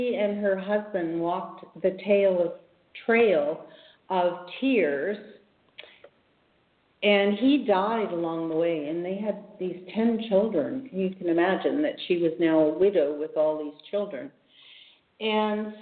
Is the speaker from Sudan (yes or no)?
no; Edmonton, Alberta, Canada; I was born in Edmonton